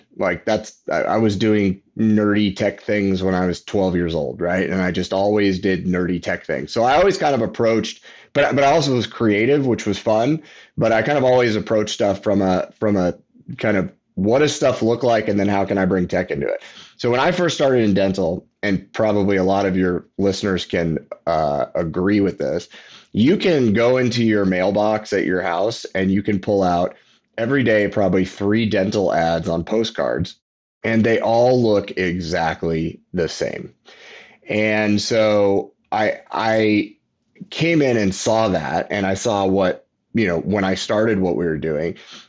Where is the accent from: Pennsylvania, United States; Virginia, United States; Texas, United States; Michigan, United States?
Texas, United States; I'm from Texas.